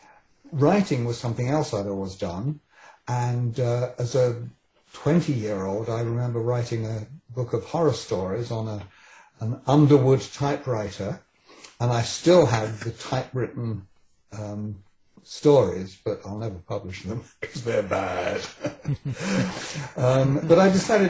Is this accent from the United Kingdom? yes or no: yes; England, United Kingdom; accent: British; moved away as an adult; now in Vancouver, Canada; born in England and came here quite young. I was 27 when I came here